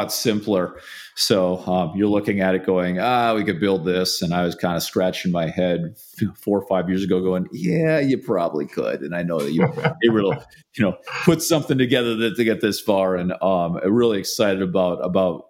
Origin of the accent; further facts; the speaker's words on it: upper Midwest, United States; now in Austin, United States; back there in the upper Midwest where I'm from